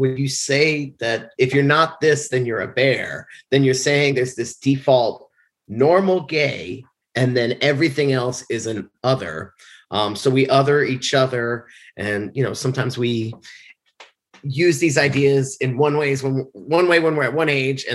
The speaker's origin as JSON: {"language": "English", "town": "Bethesda", "region": "Maryland", "country": "United States", "moved": "yes", "lives_now": "New York City, United States", "said": "I'm originally from Bethesda, Maryland. Now I live in New York City"}